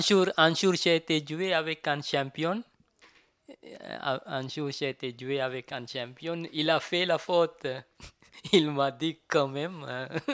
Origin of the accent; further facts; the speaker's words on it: Sri Lanka; French is a second language; now in Paris, France; je viens de Sri Lanka. Euh, je viens de Sri Lanka et puis j'arrive, j'arrive à Paris, France, 1992.